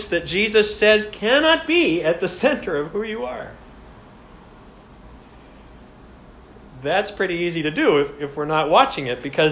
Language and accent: English; United States; now in Canada; as an American